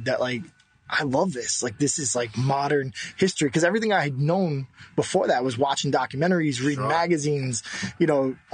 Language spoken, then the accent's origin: English; New York City, New York, United States; from the Bronx